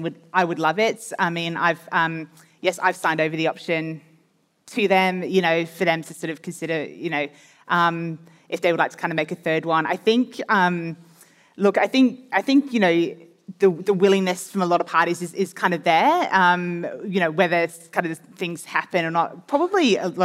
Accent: England, United Kingdom; moved away as an adult; now in Australia; I was born in England and I lived in England for quite a lot of my, you know, my teenage years and my first kind of working years as a journalist

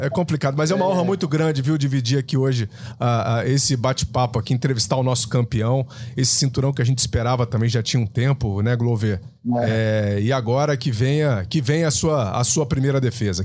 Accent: Itanhandu, Minas Gerais, Brazil; Mineirinho, Mineirinho igual, igual o cidadão aqui também, mas eu sou do sul de Minas, viu? Eu não sei nem se ele conhece é. a minha região ali, Tanhandu

